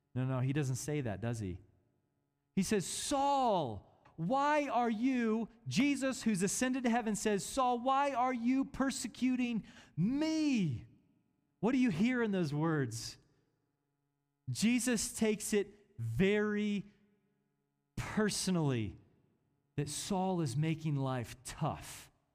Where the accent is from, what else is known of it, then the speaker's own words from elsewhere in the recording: Kansas City, Missouri, United States; I was born in Kansas City, Missouri